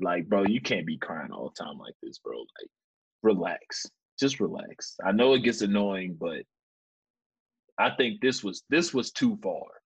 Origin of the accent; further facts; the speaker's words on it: Louisville, Kentucky, United States; I'm from Louisville, Kentucky